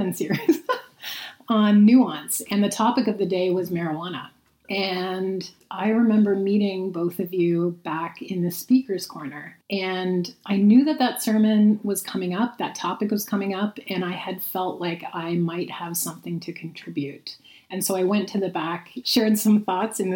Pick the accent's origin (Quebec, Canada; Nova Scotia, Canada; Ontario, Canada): Ontario, Canada; St. Catharines; moved away; we are here in St. Catharines, Ontario, which is actually my hometown.